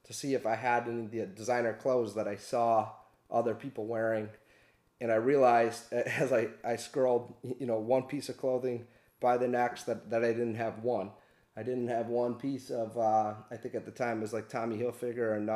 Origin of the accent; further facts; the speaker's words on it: Michigan, United States; also born or lived in Detroit, Michigan; We're from Michigan. I live in Detroit, Michigan. But we moved all around the state